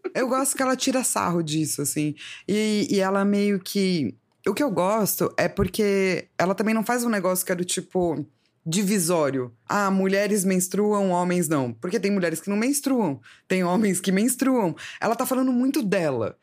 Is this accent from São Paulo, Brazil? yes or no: yes; São Paulo, Brazil; eu sou de São Paulo